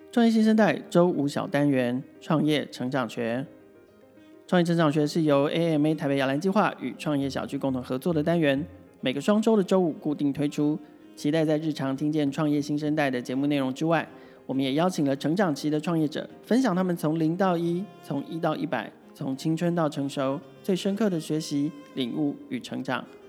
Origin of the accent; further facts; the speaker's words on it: Taiwan; also born or lived in Argentina; 因为我是台湾人